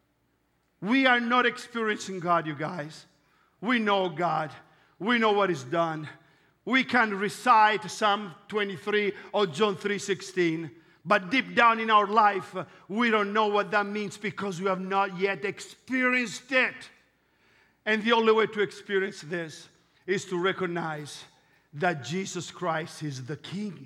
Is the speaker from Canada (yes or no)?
no; Italy; accent: Italian; English is a second language; I'm Italian